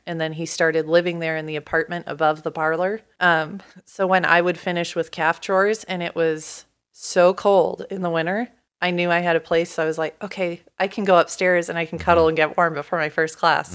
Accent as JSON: {"language": "English", "town": "Portland", "region": "Oregon", "country": "United States", "tie": "born or raised there", "also_born_or_lived": "Pullman, Washington", "moved": "as an adult", "said": "I grew up in Portland"}